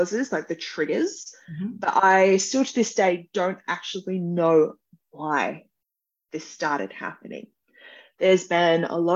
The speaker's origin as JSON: {"language": "English", "town": "Wollongong", "region": "New South Wales", "country": "Australia", "said": "I'm from Wollongong, which is a city south from Sydney"}